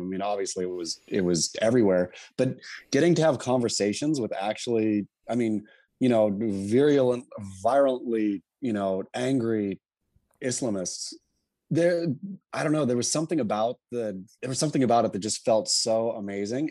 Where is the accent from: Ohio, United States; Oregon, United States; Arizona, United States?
Oregon, United States; Oregon coast, United States; also born or lived in California; so I was born in California, but grew up on the, uh, Oregon coast. My folks moved there when I was two or something.